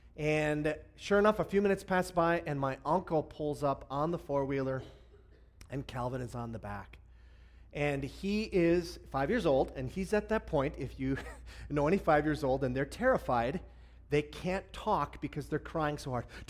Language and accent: English; Hibbing, Minnesota, United States; I grew up in uh, northern Minnesota, and I originally uh, was an Iron Ranger